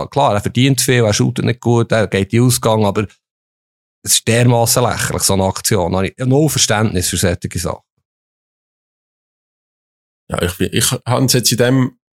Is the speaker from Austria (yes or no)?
no; Switzerland; Finde ich auch cool als Schweizer Fußballjournalist.